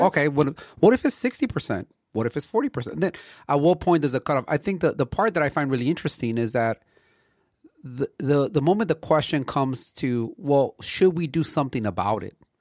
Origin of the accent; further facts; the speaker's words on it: Los Angeles, California, United States; growing up in L A and seeing the amount of smog that was here in the eighties